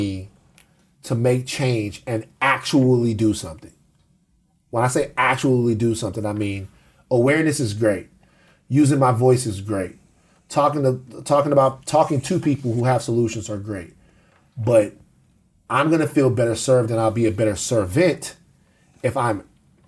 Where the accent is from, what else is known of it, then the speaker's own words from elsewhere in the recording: the South, United States; I'm from the South